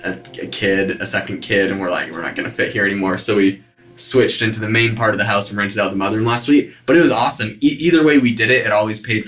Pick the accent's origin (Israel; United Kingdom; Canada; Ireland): Canada; moved away as an adult; also born or lived in Hawaii; now in Arizona, United States; I'm originally from Canada